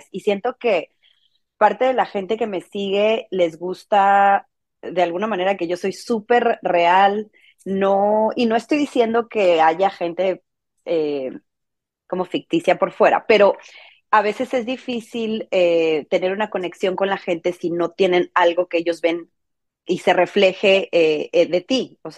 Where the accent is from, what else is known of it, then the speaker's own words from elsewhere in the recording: Mexico; moved away; porque yo siempre he vivido fuera de, México, yo soy mexicana, toda mi familia está en México.